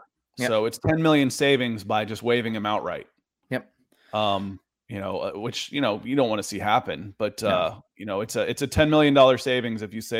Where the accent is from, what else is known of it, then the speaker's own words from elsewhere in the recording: Atlanta, Georgia, United States; I mean, I could, but again, I grew up in Atlanta.